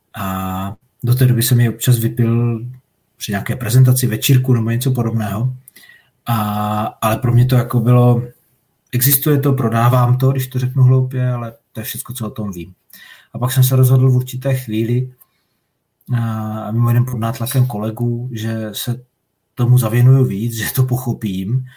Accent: Moravian Slovakia, South Moravian Region, Czechia; jsem ze Slovácka

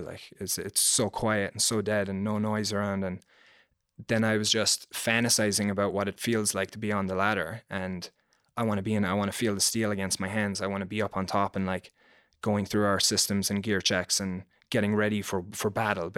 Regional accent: Ireland; moved away; I grew up in Ireland.

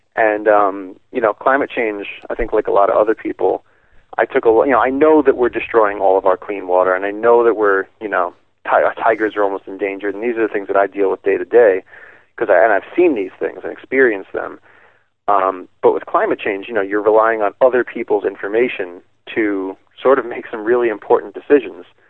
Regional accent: New York, United States; I grew up in New York

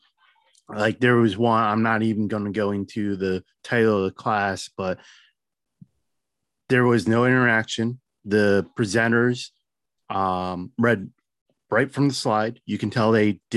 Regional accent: New Jersey, United States; I'm a nobody from Jersey

